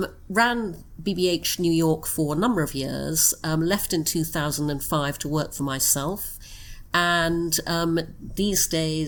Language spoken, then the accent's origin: English; Brunei; also born or lived in United Kingdom; I was born in the UK, but when I was six, we moved to Brunei in Borneo. So I grew up in Brunei.